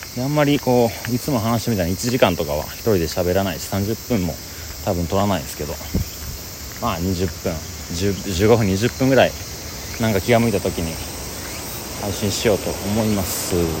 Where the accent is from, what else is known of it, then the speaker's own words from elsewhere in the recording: Osaka, Japan; 僕は大阪の人です